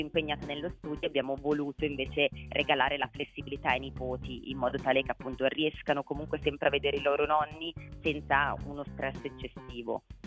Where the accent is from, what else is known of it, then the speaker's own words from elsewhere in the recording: Milan, Lombardy, Italy; sia io che Baccio siamo milanesi